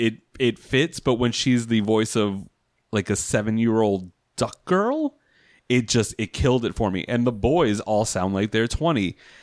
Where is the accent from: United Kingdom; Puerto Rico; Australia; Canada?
Puerto Rico; We were trying to be the affluent Puerto Ricans